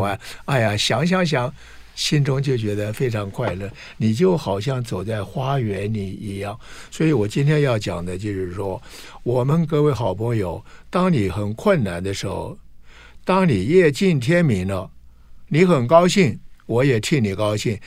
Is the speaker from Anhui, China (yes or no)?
yes; Anhui, China; now in Taiwan; 我出生在安徽嘛，在生下来，我是老大